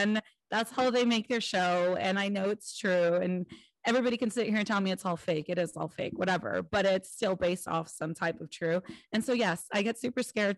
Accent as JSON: {"language": "English", "region": "California", "country": "United States", "said": "I'm from California."}